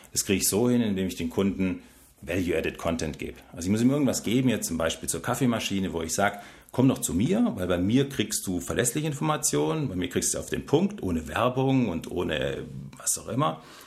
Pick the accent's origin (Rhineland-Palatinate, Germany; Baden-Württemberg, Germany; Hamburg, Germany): Baden-Württemberg, Germany; Stuttgart; Ich bin Schwabe. Nee, ich komme tatsächlich aus Stuttgart